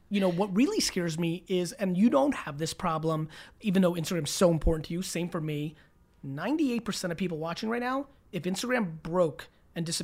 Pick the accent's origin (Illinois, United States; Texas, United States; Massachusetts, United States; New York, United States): Texas, United States; Fort Worth; Uh, Fort Worth.